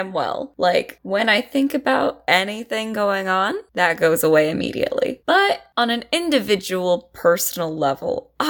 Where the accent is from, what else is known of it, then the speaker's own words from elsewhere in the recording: Silicon Valley, California, United States; I'm from the Silicon Valley.